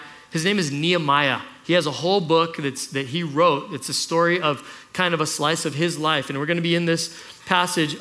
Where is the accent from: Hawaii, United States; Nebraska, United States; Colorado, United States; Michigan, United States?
Hawaii, United States; Kailua; I grew up in Kailua